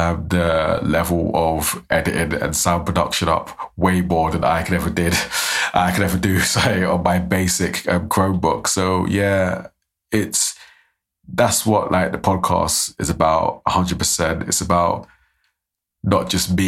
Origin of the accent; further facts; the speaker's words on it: London, United Kingdom; now in Aberdeen, United Kingdom; I'm from South London